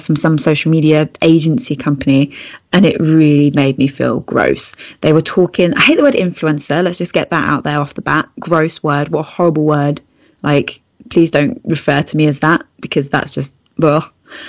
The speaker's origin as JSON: {"language": "English", "country": "United Kingdom", "said": "It's one that does stand out for me, being British."}